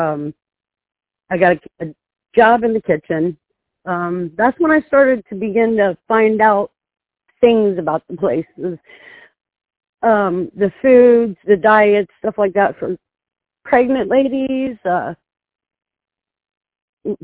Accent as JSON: {"language": "English", "region": "Ohio", "country": "United States", "said": "I'm from Ohio"}